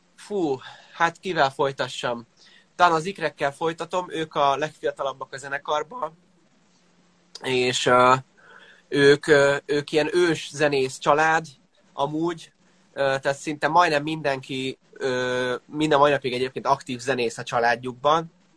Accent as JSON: {"language": "Hungarian", "town": "Székesfehérvár", "region": "Fejér", "country": "Hungary", "tie": "born or raised there", "said": "a szülővárosunkhoz, Székesfehérvárhoz"}